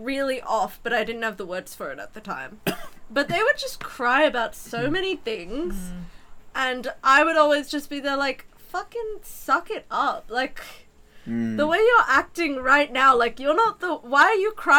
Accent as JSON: {"language": "English", "country": "Australia", "said": "We're Australian."}